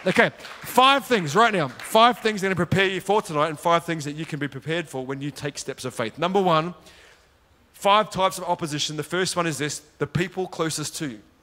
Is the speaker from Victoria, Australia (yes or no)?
no; Sydney, New South Wales, Australia; accent: Australian; moved away as an adult; now in Gold Coast, Australia; both my wife and I, we grew up in Sydney. We lived in Sydney and we moved to the Gold Coast, which is where we live